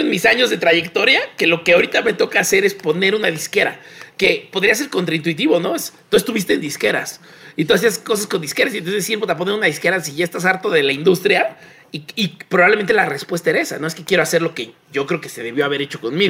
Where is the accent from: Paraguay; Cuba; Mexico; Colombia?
Mexico; somos de Azcapotzalco y satélite